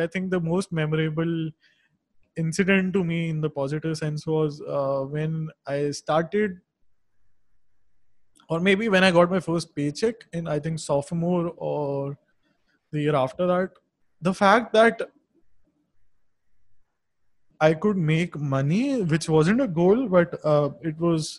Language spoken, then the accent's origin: English; Dehradun, Uttarakhand, India; I grew up in a small town in North India, Dehradun. which is a really beautiful valley.